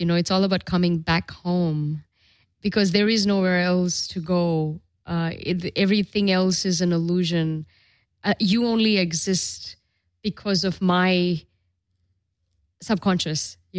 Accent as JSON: {"language": "English", "region": "Dubai", "country": "United Arab Emirates", "tie": "born or raised there", "also_born_or_lived": "Europe", "said": "You know, I grew up in Dubai and the Middle East, and it was all Islamic. And then I lived in Europe. It's all very Christian."}